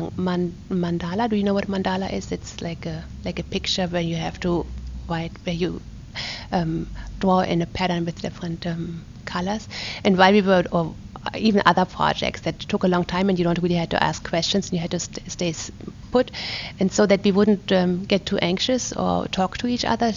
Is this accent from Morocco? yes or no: no; a small town near Cologne, North Rhine-Westphalia, Germany; moved away as an adult; also born or lived in Neumünster, Germany; now in Pittsburgh, United States; I was born in Neumünster, Germany, in the northern part of Germany, and I was born in 1965. I grew up in a smaller town which is close to Cologne, so in the middle part of Germany